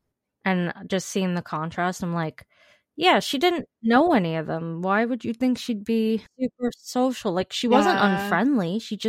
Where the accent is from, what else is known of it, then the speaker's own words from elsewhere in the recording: New York, United States; I'm from New York.